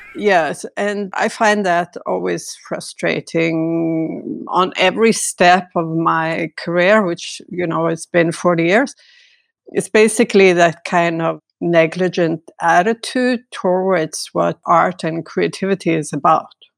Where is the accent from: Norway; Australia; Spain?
Norway; also born or lived in Stavanger, Norway / Santa Cruz / France